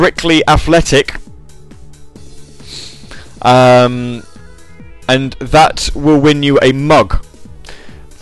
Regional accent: Grantham, East Midlands, United Kingdom; my hometown

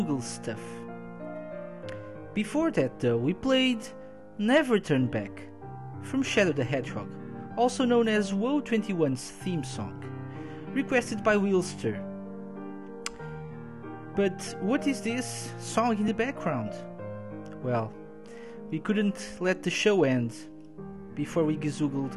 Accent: Portugal; I'm from Portugal

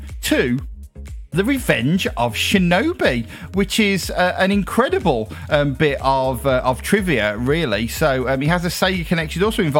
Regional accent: United Kingdom; I'm British, Caribbean vibes here on the show

